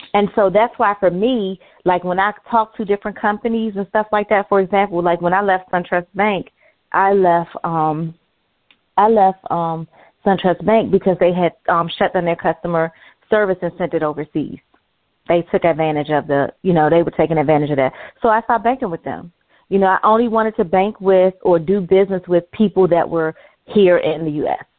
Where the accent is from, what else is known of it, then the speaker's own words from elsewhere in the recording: United States; me as an American